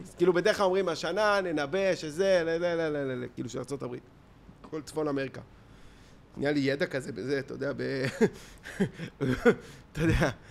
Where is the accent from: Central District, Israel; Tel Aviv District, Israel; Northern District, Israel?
Tel Aviv District, Israel; Tel Aviv; תל אביב עצמה, אתה יודע, כאילו, זה שפירא, זה, גדלנו פה